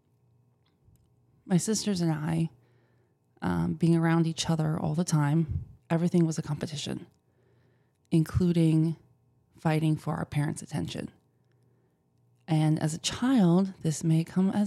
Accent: Wisconsin, United States; I grew up in the Midwest.

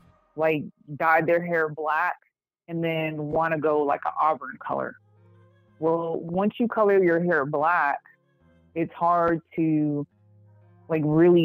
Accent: Puerto Rico; born there; also born or lived in Atlanta; No, I was born in Puerto Rico.

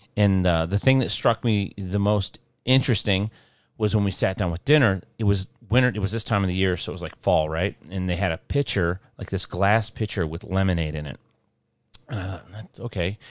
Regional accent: Midwest, United States

